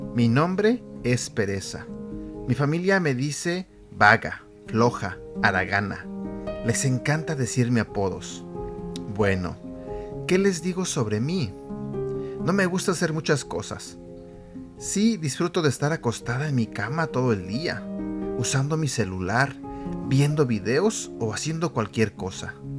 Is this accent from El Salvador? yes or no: no; Mexico; yo soy mexicano y en México nosotros le llamamos este flojera